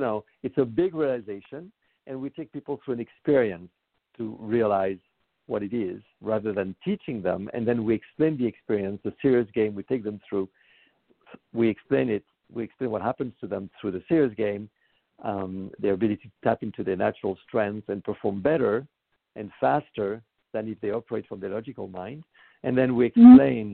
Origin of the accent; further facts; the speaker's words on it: Paris, Île-de-France, France; moved away as an adult; now in United States; I was born in Paris and I moved to the United States about 25 years ago.